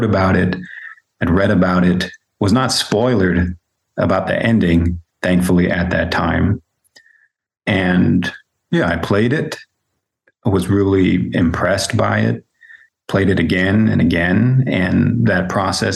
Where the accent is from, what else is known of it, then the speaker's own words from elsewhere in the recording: San Jose, California, United States; moved away as an adult; also born or lived in Germany / Switzerland; born and raised in San Jose, California, but I've been living and teaching in Germany and Switzerland for, it's hard to believe, 10 years